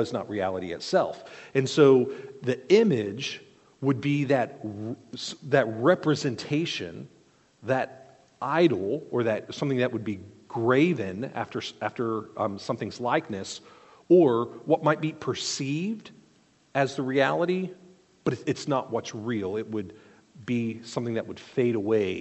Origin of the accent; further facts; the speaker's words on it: South Korea; moved away; I grew up in South Korea, and we would go regularly into temples